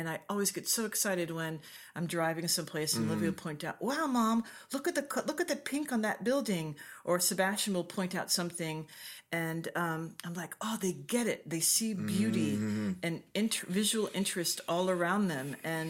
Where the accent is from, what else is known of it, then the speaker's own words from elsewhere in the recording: Hong Kong; also born or lived in Japan / Liberia / Cameroon; I was raised in Asia, in Hong Kong and Japan.